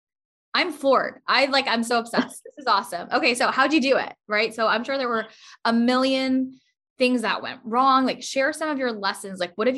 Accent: Pakistan; I am Pakistani. My parents are Pakistani.

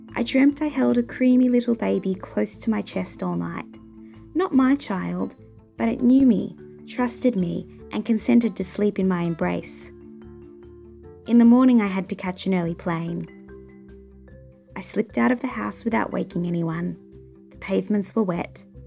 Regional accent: Melbourne, Victoria, Australia; now in United States; my hometown of Melbourne

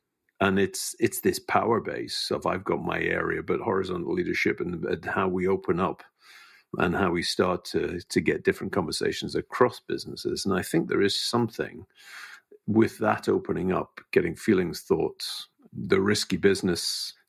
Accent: United Kingdom; I was using sarcasm as a British person would.

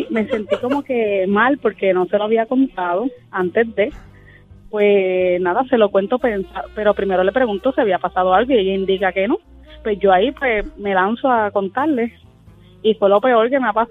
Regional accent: Macao, La Altagracia, Dominican Republic; De Macao.

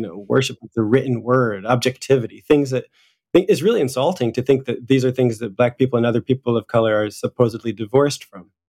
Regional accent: United States; moved away as an adult; now in Paris, France; my primary identity, uh, here in France, no matter what people think of my physical characteristics, is that I'm American

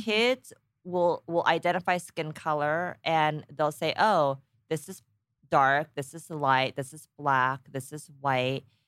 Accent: Danville, California, United States; also born or lived in Texas / Korea; I was born in Texas, grew up in Danville, California

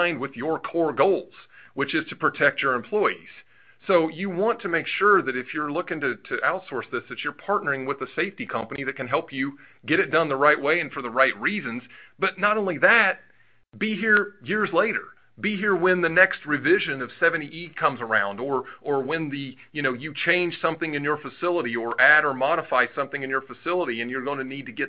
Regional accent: Southern Indiana, United States; I'm from Southern Indiana

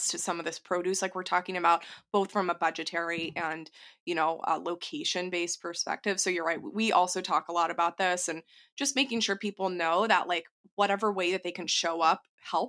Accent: Texas, United States; I'm from Texas

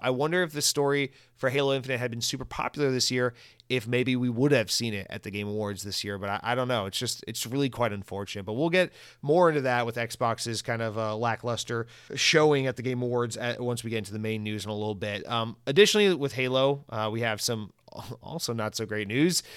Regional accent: United States; also born or lived in Florida; white American, I speak English

